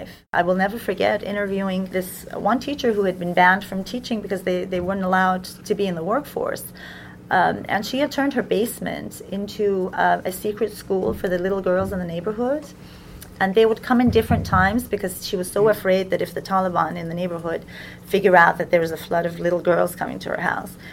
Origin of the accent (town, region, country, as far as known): United States